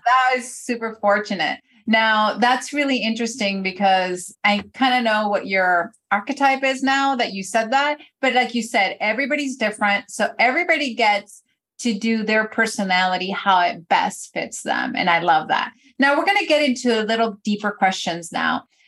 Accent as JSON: {"language": "English", "country": "Venezuela", "tie": "born or raised there", "moved": "yes", "lives_now": "United States", "said": "when I was growing up in Venezuela, I was born in Venezuela and I wasn't even in the US yet."}